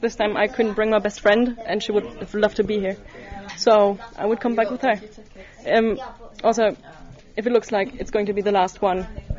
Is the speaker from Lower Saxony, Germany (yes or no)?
yes; Hanover, Lower Saxony, Germany; now in Berlin, Germany; Hanover originally, and now Berlin.